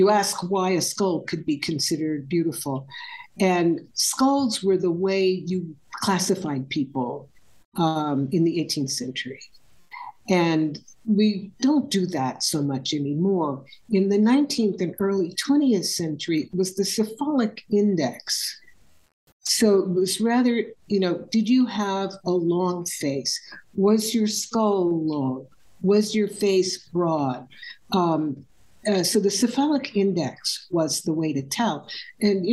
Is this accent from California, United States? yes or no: yes; California, United States; I grew up in California in the mid-20th century